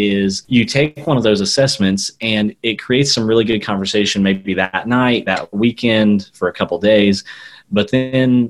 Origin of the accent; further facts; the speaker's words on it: Southwest Missouri, United States; moved away as an adult; also born or lived in Oklahoma / India / Arkansas; I grew up in Southwest Missouri